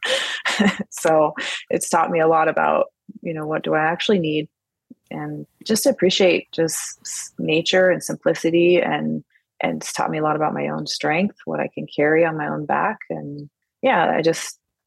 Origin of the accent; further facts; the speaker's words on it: Washington, United States; I am from Washington State, and I've lived here my whole life, Pacific Northwest.